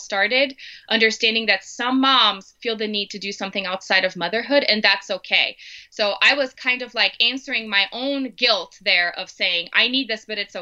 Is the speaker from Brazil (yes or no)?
yes; Brazil; English is a second language; moved away as an adult; now in Denver, United States; So I'm originally from Brazil. I grew up there my entire life, and then I married my American husband and ended up in the U.S.